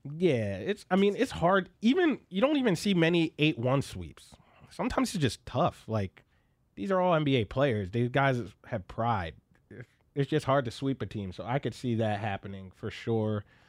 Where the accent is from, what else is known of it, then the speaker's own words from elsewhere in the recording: Philadelphia, Pennsylvania, United States; now in Bay Area, United States; I'm from Philly